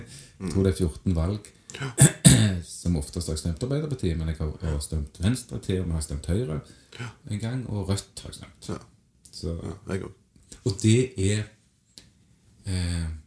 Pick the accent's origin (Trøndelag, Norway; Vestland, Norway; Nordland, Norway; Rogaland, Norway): Rogaland, Norway; Stavanger; kommer fra Madla.